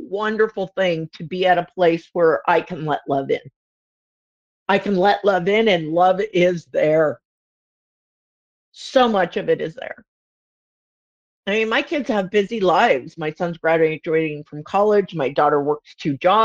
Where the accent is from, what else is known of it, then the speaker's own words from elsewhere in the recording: Southern California, United States; I'm like not from the South, but I'm from Southern California